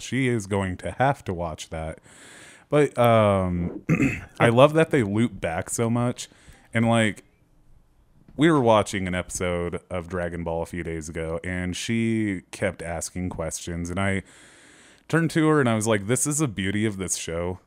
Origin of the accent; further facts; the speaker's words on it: United States; we're, we're American